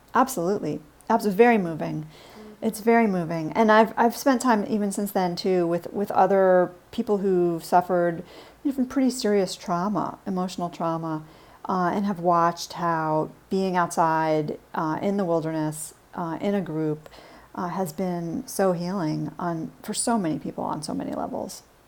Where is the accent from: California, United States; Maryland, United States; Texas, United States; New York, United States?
New York, United States; New York City; now in Washington, D.C., United States; I was a real city kid. I grew up in New York City